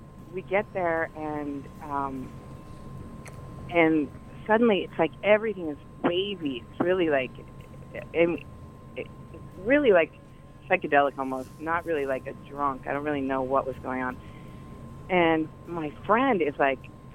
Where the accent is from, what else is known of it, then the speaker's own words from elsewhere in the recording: Colorado, United States; moved away; I'm from Colorado.